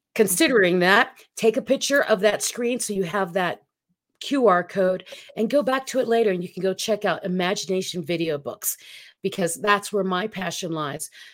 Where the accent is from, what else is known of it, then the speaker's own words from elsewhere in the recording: Philippines; moved away; I grew up in the Philippines